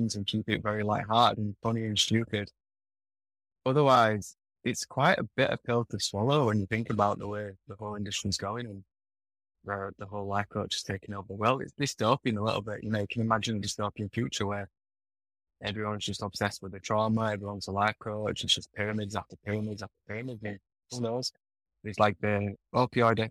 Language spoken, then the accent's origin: English; Yorkshire and the Humber, United Kingdom; moved away as an adult; now in Bali, Indonesia; the way I was brought up in Yorkshire